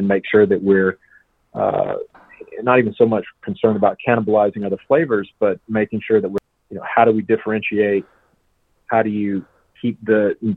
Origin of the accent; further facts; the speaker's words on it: South Georgia, United States; I'm from South Georgia and big pecan growing area down there